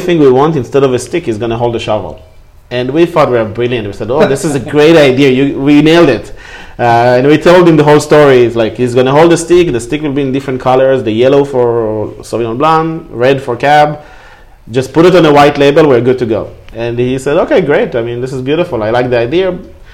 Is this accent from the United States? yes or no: no; Israel; moved away; I'm from Israel